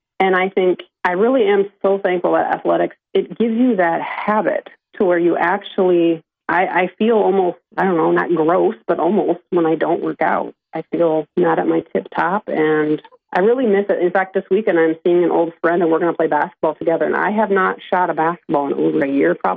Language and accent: English; Sibley, Iowa, United States; born or raised there